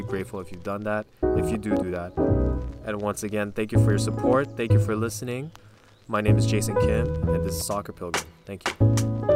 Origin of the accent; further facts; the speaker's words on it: Quebec, Canada; we're from Quebec